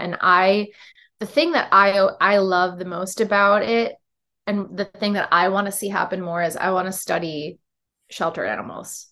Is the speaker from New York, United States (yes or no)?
yes; Syracuse, New York, United States; now in Philadelphia, United States; growing up in Syracuse